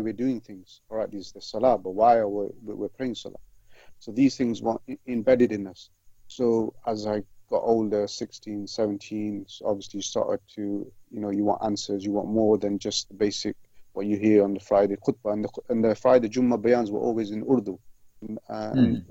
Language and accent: English; Leicester, East Midlands, United Kingdom; also born or lived in Malawi; I grew up in Leicester, in one of the roughest areas